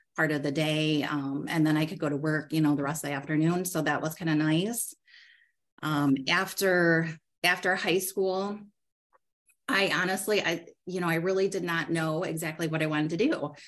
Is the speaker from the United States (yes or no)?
yes; Lake Odessa, Michigan, United States; I grew up in Lake Odessa, um, which, if you're familiar, it's a it's really a small rural community um, between Grand Rapids and Lansing.